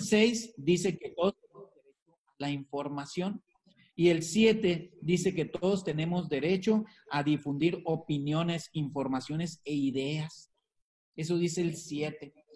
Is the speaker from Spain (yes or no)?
no; Mexico; Que somos también eh, mexicanos